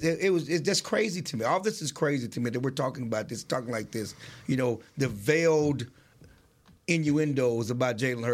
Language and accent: English; Texas, United States; growing up in Texas all my life